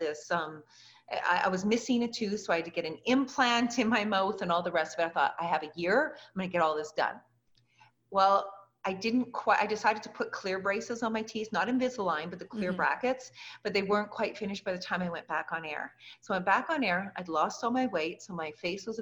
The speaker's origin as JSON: {"language": "English", "country": "Canada", "also_born_or_lived": "Lubbock, Texas", "moved": "as an adult", "said": "I was from Canada."}